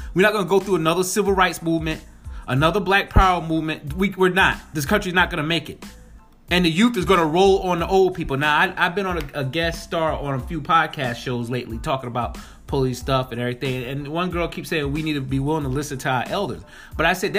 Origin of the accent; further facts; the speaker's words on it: Spring Valley, New York, United States; I'm born and raised in New York, the streets of New York, Rockland County, 845, Spring Valley, New York